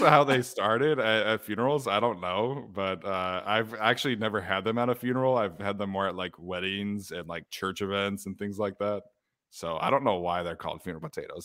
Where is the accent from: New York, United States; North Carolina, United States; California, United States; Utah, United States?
Utah, United States; I grew up in Utah